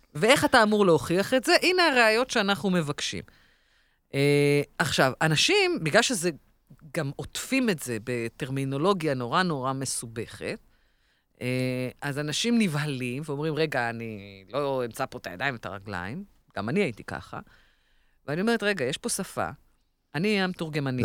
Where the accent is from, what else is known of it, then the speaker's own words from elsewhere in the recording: Israel; אנחנו כישראלים